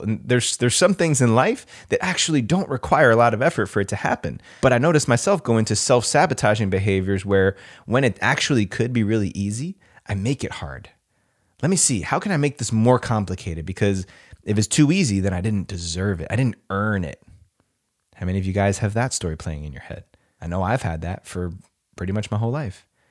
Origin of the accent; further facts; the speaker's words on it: New Jersey, United States; moved away as an adult; also born or lived in California; now in Austin, United States; I grew up in New Jersey. I'm a native New Jerseyan.